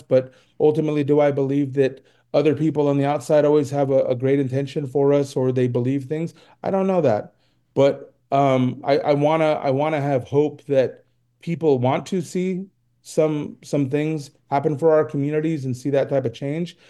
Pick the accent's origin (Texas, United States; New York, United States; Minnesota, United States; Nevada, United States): Nevada, United States; Reno; I'm from Reno